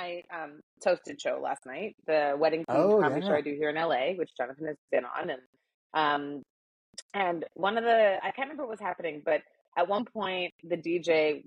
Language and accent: English; Winnipeg, Manitoba, Canada; moved away; also born or lived in Toronto; I grew up in Winnipeg